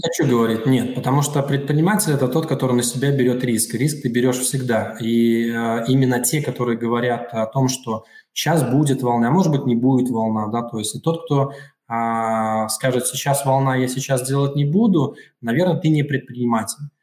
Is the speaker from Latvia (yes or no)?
yes; Daugavpils, Latvia; also born or lived in Riga; я вернулся э, в 2019 году, э, вернулся в, в родной город